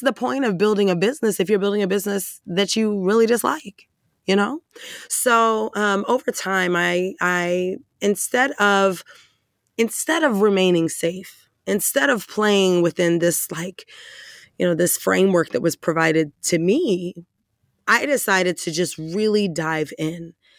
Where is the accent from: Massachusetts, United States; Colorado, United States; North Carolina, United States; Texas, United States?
Texas, United States; Dallas; I'm from Texas.